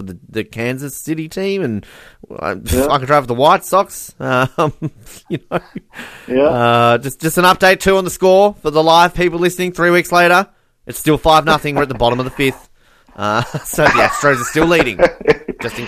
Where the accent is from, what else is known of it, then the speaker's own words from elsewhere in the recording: Australia; I'm an Australian.